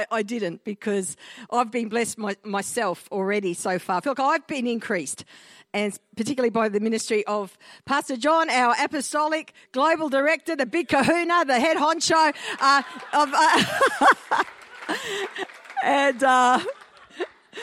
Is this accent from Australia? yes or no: yes; Australia; I'm an Aussie-Italian hybrid. My father migrated from Italy to Australia in the early 1950s, so I'm a first-generation Australian on that side. My mum is an Aussie-born and bred girl